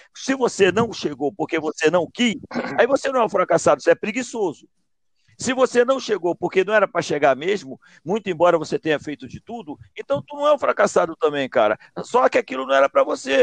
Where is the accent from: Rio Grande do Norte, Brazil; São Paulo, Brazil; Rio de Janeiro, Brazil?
Rio de Janeiro, Brazil; Mesquita; de onde eu venho, lá de Juscelino, presidente Juscelino, lá, pô, distrito de Mesquita, que já foi de Nova Iguaçu